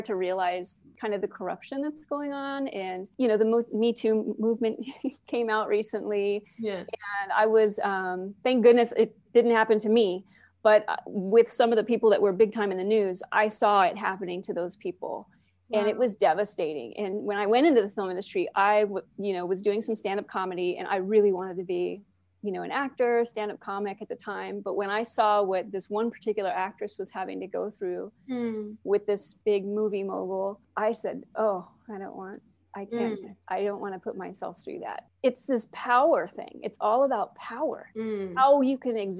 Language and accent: English; Oxnard, California, United States; also born or lived in Port Hueneme, California; I grew up in Oxnard, Southside Oxnard